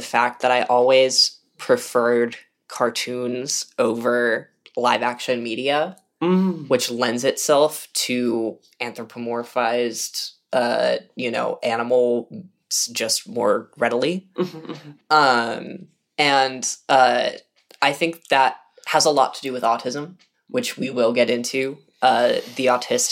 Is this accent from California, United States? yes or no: yes; the Bay Area, California, United States; growing up in the Bay